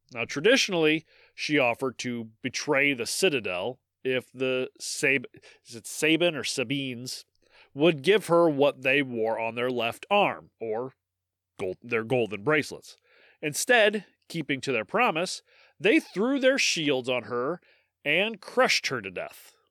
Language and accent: English; Midwest, United States; accent: Midwestern; I am an American podcast host